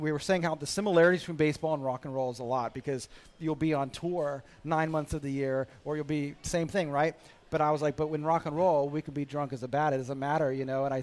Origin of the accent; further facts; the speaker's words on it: United States; I'm an American. You know, we grew up with it.